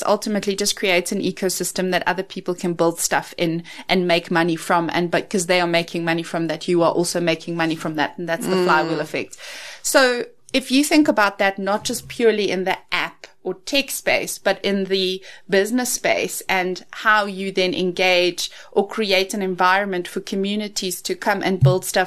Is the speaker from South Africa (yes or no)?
yes; South Africa; growing up in the Afrikaans culture